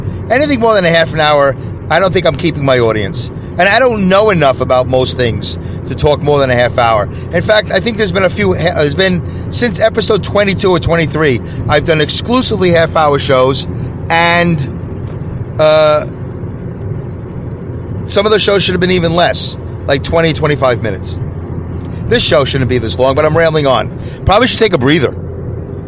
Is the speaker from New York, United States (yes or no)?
yes; New York City, New York, United States; where I grew up in Brooklyn